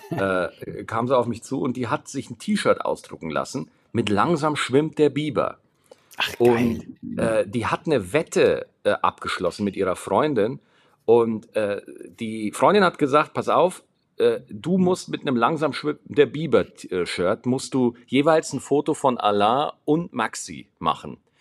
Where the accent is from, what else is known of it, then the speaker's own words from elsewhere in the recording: Schwarzach, Bavaria, Germany; ich bin in Schwarzach groß geworden.